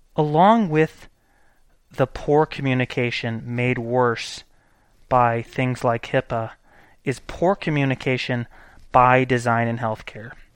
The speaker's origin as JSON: {"language": "English", "country": "United States"}